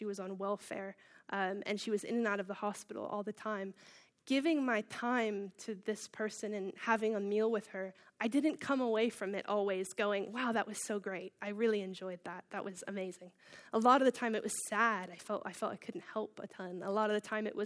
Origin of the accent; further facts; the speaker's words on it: Baltimore, Maryland, United States; moved away as an adult; now in Bishop's Stortford, United Kingdom; I'm from Baltimore, Maryland, which is on the east coast of the United States